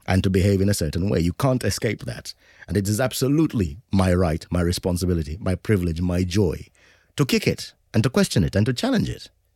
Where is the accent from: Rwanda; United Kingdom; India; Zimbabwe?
Zimbabwe; growing up in Zimbabwe at that time